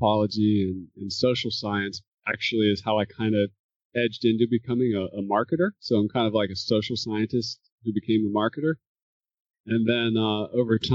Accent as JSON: {"language": "English", "region": "North Carolina", "country": "United States", "tie": "born or raised there", "also_born_or_lived": "Alaska", "moved": "yes", "lives_now": "Maine, United States", "said": "I grew up in North Carolina."}